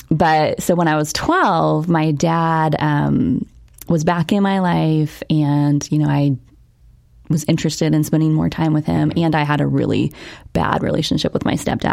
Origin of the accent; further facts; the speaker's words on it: Newark, Ohio, United States; So I was born in Newark, Ohio